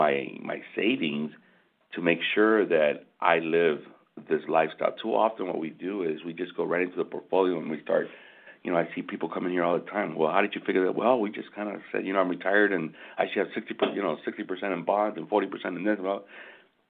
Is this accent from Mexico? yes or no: no; Michigan, United States; we're from Michigan